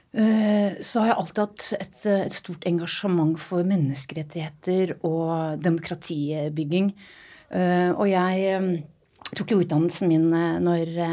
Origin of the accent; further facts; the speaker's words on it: Balsfjorden, Troms, Norway; also born or lived in Randaberg; For egentlig fra Randaberg utenfor Stavanger. Og så har jeg oppvokst eh, ifra, mm, på Storsjønes i Balsfjorden.